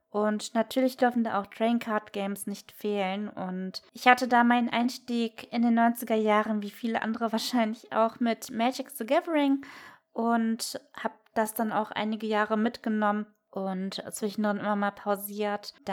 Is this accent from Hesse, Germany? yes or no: no; Cologne, North Rhine-Westphalia, Germany; ich komme aus Köln